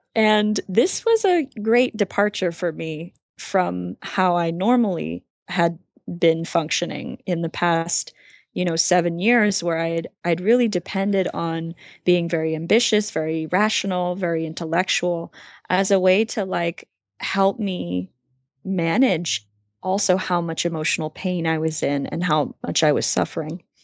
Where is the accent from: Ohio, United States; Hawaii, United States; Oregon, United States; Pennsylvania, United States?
Hawaii, United States; I grew up in Hawaii and I have a twin sister